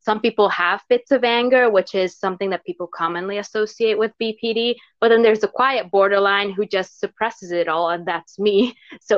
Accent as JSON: {"language": "English", "country": "Hungary", "first_language": "Hungarian", "second_language": "English", "said": "There is like no literal translation for it in Hungarian, which is my native language."}